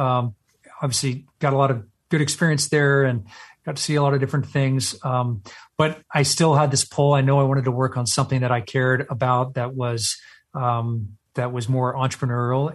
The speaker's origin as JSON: {"language": "English", "region": "Texas", "country": "United States", "tie": "born or raised there", "moved": "yes", "said": "I was born and raised in Texas."}